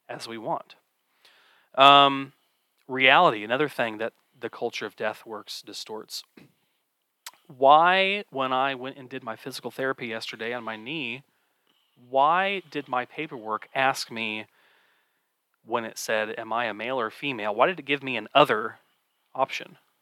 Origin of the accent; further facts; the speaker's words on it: Kansas City, Missouri, United States; I grew up in the Kansas City area as well. I do live in Kansas City proper